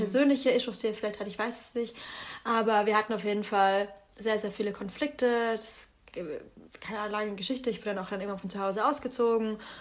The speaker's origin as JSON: {"language": "German", "town": "Bamberg", "region": "Bavaria", "country": "Germany", "moved": "yes", "said": "da wo ich herkomme, ist es halt ein Dorf. Bamberg ist eine 70.000 Einwohnerstadt."}